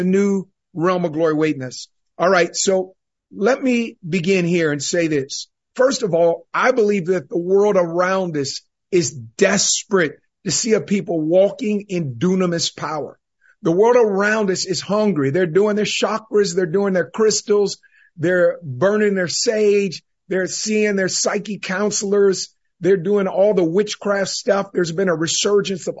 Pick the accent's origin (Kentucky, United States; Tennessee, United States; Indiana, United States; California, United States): California, United States; Northern; growing up in Northern California